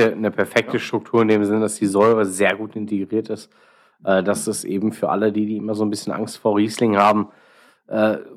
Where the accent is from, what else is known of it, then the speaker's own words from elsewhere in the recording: Dortmund, North Rhine-Westphalia, Germany; aber wir in Dortmund haben tatsächlich immer den Anspruch, die Nase vorn zu haben